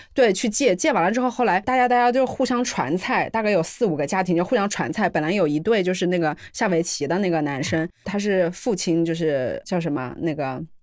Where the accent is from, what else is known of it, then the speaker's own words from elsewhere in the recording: Wuhan, Hubei, China; 我是九零后，我才是九零后。然后因为我是在武汉出生长大的